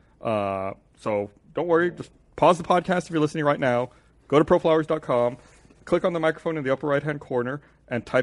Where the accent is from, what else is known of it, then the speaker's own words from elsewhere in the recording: United States; we're Americans.